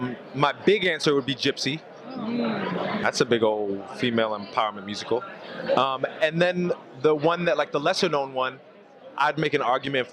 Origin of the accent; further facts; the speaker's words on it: Philadelphia, Pennsylvania, United States; I'm from Philadelphia